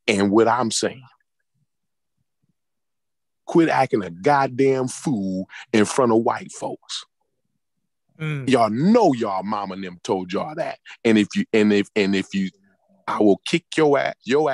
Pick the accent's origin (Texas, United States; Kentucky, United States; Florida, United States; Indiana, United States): Indiana, United States; I grew up in Indiana